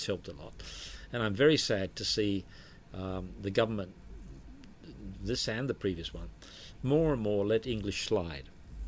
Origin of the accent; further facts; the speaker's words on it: Australia; moved away as an adult; now in Philippines; I grew up in Australia. I was Australian. My early life was there, of course.